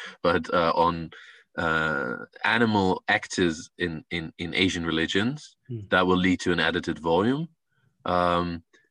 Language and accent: English; northern Netherlands, Netherlands; I grew up in the countryside in the Netherlands